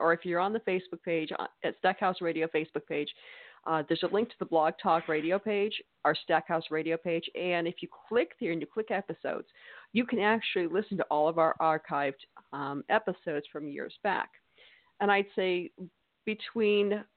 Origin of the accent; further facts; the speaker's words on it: New England, United States; now in Mississippi, United States; Yes, but I'm a New Englander. I'm from New England, born and raised